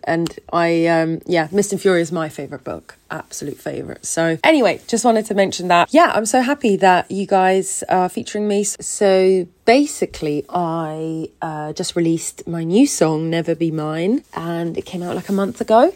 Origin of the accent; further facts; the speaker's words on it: Switzerland; moved away as an adult; now in London, United Kingdom; originally from Switzerland. I grew up in Switzerland and then I came to London about six years ago.